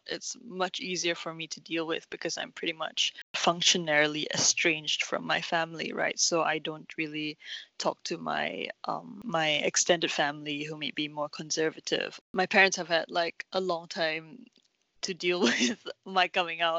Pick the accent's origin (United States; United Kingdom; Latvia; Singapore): Singapore; born or raised there